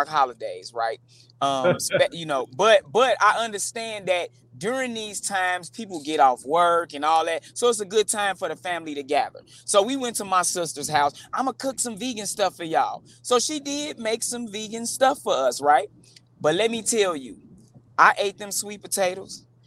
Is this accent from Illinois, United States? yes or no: yes; Chicago, Illinois, United States; growing up in the Chicago street gang culture